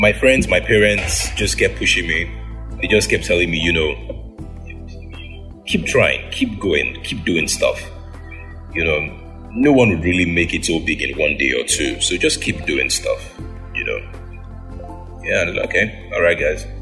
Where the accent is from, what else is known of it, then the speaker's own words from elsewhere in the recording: Edo, Nigeria; I am from Edo State, Nigeria.